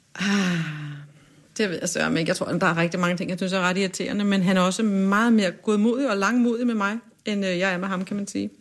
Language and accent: Danish; Kokkedal, Capital Region of Denmark, Denmark; Jeg er vokset op i sådan en udflytterkommune, øh, der hedder Kokkedal, ligger nord for København